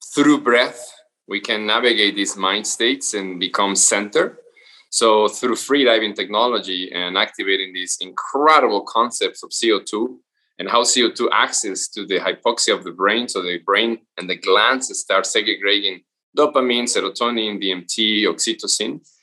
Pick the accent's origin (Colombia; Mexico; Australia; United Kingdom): Mexico; Veracruz; moved away; Veracruz from where I'm from